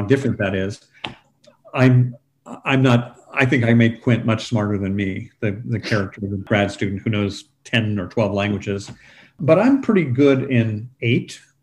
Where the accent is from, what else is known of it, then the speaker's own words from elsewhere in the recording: San Antonio, Texas, United States; high school where I grew up in San Antonio